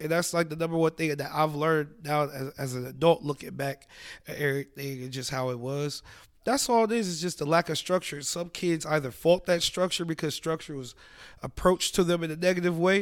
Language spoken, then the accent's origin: English; Columbus, Ohio, United States; I grew up right by Children's